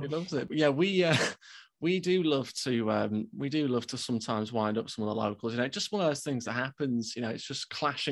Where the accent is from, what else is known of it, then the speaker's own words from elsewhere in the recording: United Kingdom; we're British